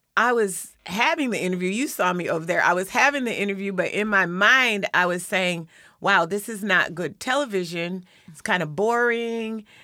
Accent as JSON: {"language": "English", "town": "Lakewood", "region": "Washington", "country": "United States", "said": "I'm from, well, really, I'm from Lakewood"}